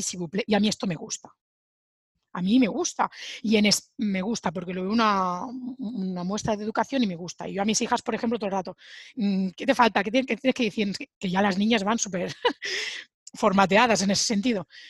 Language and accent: Spanish; Sabadell, Catalonia, Spain; moved away as an adult; now in France; yo soy de Sabadell, una ciudad de Barcelona